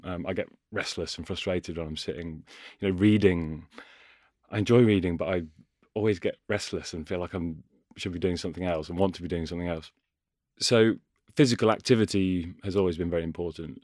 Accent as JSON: {"language": "English", "town": "Ashby-de-la-Zouch", "region": "East Midlands", "country": "United Kingdom", "tie": "born or raised there", "also_born_or_lived": "Cheshire", "moved": "yes", "lives_now": "London, United Kingdom", "said": "I was born and grew in Cheshire and lived there for a bit. And then Leicestershire is sort of my home"}